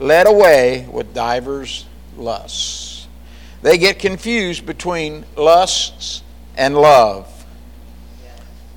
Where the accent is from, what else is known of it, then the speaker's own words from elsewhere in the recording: Jamestown, United States; I grew up in a little dinky Jamestown.